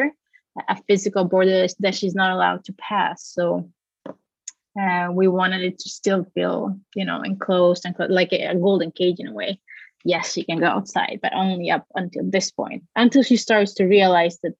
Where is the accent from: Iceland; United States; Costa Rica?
Costa Rica; moved away as an adult; I'm from Costa Rica